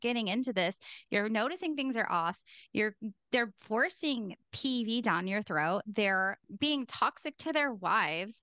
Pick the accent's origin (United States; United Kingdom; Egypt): United States; Pacific Northwest; I'm also from the Pacific Northwest. We have no accent over there